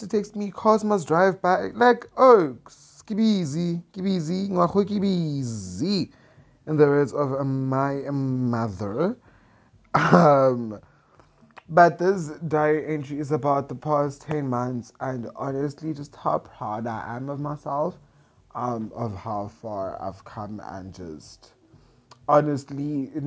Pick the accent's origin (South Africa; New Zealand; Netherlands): South Africa; Centurion, Gauteng; moved away as an adult; also born or lived in Pretoria; now in Limpopo, South Africa; I grew up in Centurion. I grew up in Gauteng all my life. I was born, bred there